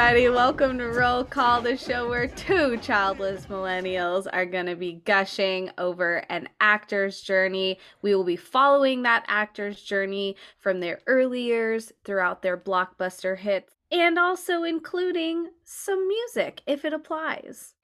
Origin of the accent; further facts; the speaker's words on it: California, United States; growing up in California